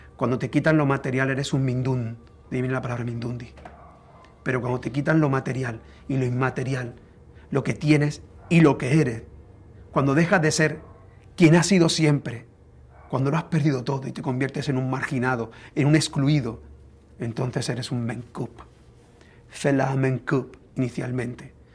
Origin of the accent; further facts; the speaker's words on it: Andalusia, Spain; Los andaluces aprendimos el castellano utilizando los sonidos que habitaban ya en nuestra garganta